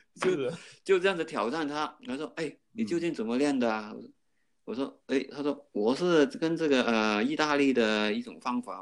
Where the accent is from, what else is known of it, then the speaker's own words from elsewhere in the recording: Hong Kong; now in Australia; 我们香港人叫做鸡赛